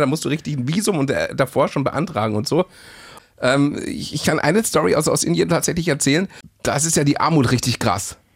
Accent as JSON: {"language": "German", "region": "Bavaria", "country": "Germany", "said": "als Bayer"}